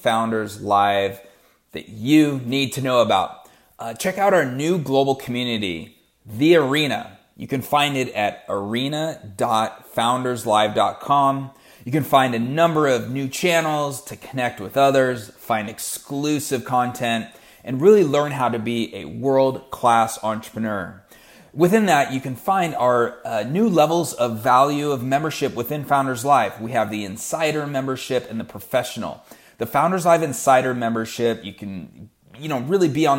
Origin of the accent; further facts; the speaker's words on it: United States; I'm from the United States. We are headquartered in Seattle